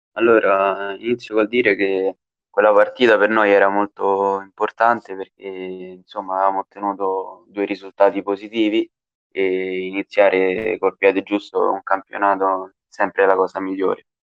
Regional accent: Bassano Romano, Lazio, Italy; Io ho iniziato a giocare nel mio paese quando avevo sei anni, ci ho giocato per tre anni qui a, nella società di Bassano Romano

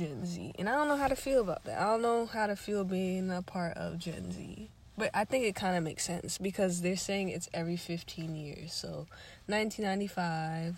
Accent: United States; I'm too American.

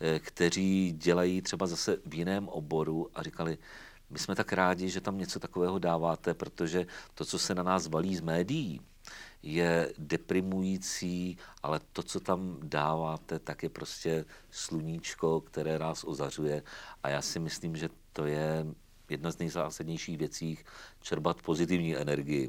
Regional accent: Třeboň, South Bohemian Region, Czechia; also born or lived in Zlín / Vizovice; vrátil jsem se domů do Třeboně

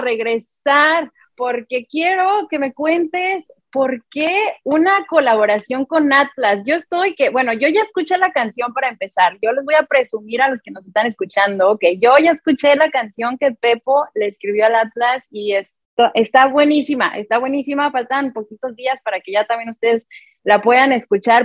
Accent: Mexico; como mexicanos

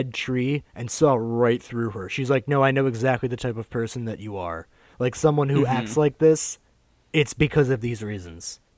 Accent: United States; we experience as like American students

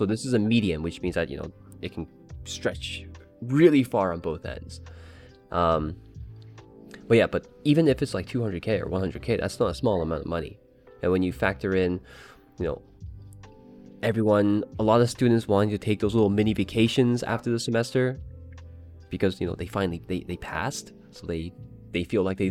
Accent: Canada; I'm Canadian

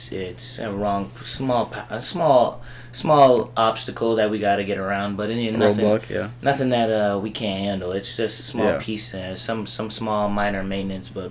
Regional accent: Bloomington, United States; I grew up here in Bloomington. It's been a long time, you know, since a little boy.

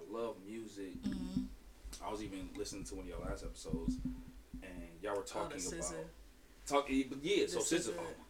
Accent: Albion, Michigan, United States; also born or lived in Minnesota; Born and raised in Albion, Michigan. Moved away to Minnesota for a few years, but then I came back.

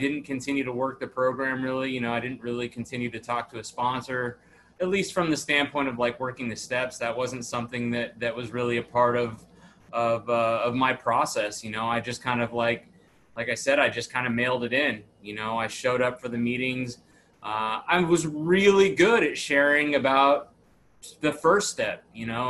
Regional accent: Dallas, Texas, United States; also born or lived in Tacoma, Washington; I was born in Tacoma, Washington. I grew up in Dallas, Texas.

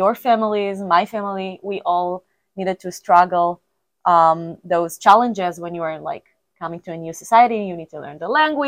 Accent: Israel; moved away; I'm the director from Israel

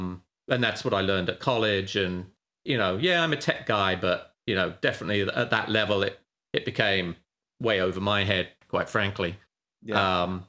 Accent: United Kingdom; moved away as an adult; now in California, United States; I'm British

